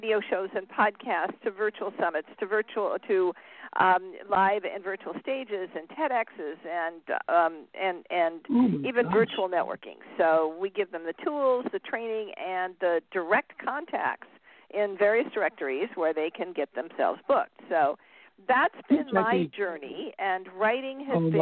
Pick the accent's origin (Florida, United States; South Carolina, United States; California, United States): California, United States; Southern; I am from Southern California